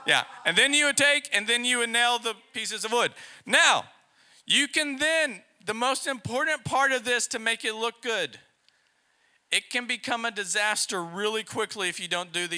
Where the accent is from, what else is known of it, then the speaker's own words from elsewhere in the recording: Texas, United States; now in Poland; we're from Texas